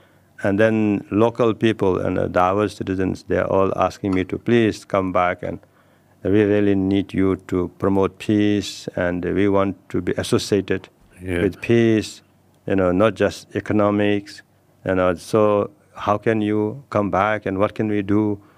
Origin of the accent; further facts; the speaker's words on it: Nepal; Yes, and I come from Himalayas. Yeah. I come from Nepal.